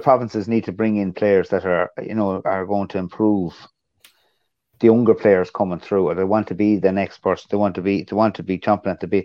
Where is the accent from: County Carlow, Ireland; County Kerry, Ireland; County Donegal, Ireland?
County Carlow, Ireland; accent: Carlow; we'll try and get rid of the Carlo accent and all with it, you know, and say it very poshly. But we're Carlo